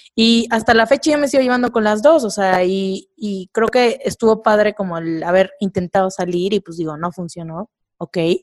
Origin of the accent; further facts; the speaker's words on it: Córdoba, Veracruz, Mexico; now in Mexico City, Mexico; yo soy de Córdoba